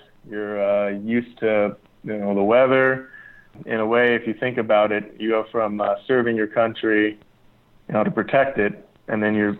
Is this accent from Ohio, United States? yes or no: no; California, United States; also born or lived in Las Vegas, Nevada; now in Oxnard, United States; I grew up in California and, you know, Las Vegas